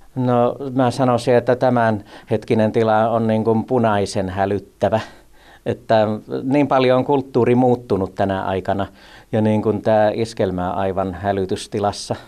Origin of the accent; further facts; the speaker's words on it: Laukaa, Central Finland, Finland; kun me muutettiin tuolta Lankamaalta tuonne Laukaaseen isoon kouluun